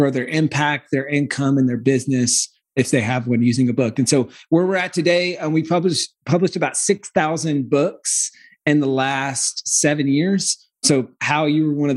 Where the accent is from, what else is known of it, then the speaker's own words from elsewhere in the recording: South Carolina, United States; accent: Southern; also born or lived in California; now in Austin, United States; I'm from South Carolina